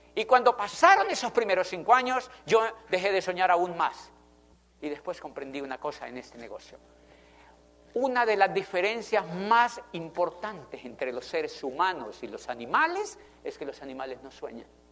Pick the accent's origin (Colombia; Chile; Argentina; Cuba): Colombia; also born or lived in Popayán, Colombia / Spain; yo soy de Colombia